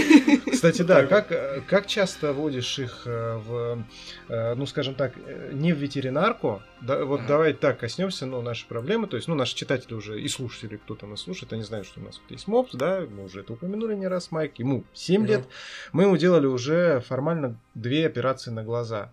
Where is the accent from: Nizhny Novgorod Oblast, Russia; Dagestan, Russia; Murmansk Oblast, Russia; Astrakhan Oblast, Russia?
Nizhny Novgorod Oblast, Russia; а я из Нижегородской области